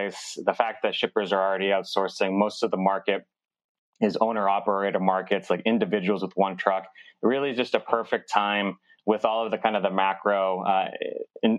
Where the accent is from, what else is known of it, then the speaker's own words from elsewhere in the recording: Massachusetts, United States; moved away as an adult; now in Bogota, Colombia; I was born in Bogota, on the streets of Bogota, and abandoned into an orphanage. I was adopted as a baby and grew up in Massachusetts, in this house specifically